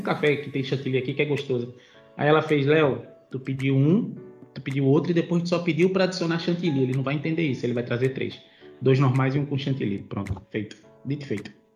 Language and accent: Portuguese; Northeast Region, Brazil; now in Portugal; como bom nordestino